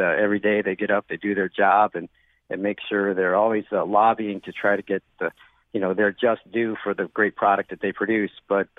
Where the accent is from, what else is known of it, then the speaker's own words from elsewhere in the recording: East Canaan, Connecticut, United States; I'm from the suburbs. I'm from East Canaan.